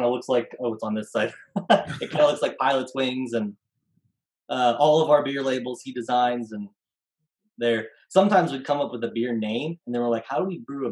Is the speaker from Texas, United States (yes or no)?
no; Grain Valley, Missouri, United States; also born or lived in Kansas City; I grew up in Grain Valley.